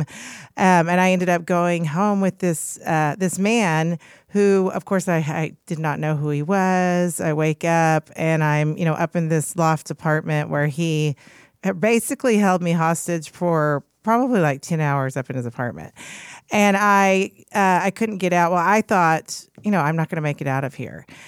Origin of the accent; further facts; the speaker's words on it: Oklahoma City, Oklahoma, United States; from Oklahoma City